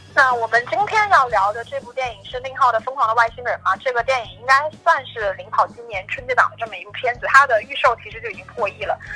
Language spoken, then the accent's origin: Chinese; China; 我们中国人碰到的解决不了的问题的时候，我们就推给酒